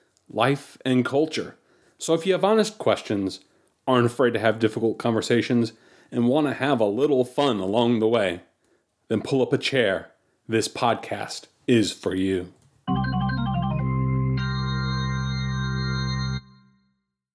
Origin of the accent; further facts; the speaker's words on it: Charlotte, North Carolina, United States; I grew up in Charlotte, North Carolina